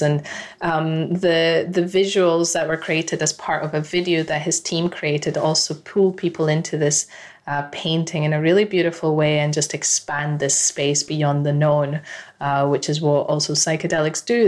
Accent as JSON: {"language": "English", "country": "Ecuador", "said": "my home country of Ecuador"}